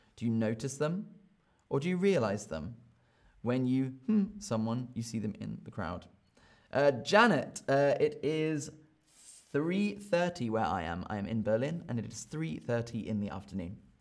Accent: United Kingdom; I am from Britain

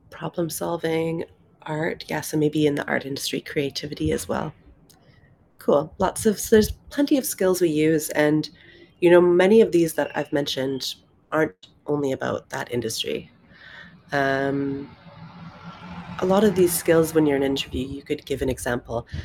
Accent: Canada; moved away as an adult; also born or lived in London, United Kingdom; I'm originally from Canada

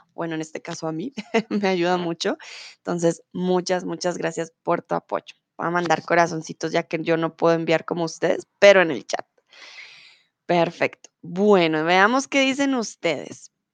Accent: Colombia; also born or lived in Germany; soy de Colombia

